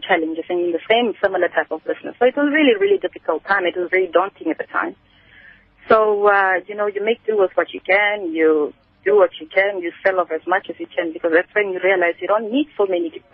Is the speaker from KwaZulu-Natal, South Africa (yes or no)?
no; Kimberley, Northern Cape, South Africa; moved away; I come from Kimberley originally. I'm not from Gauteng.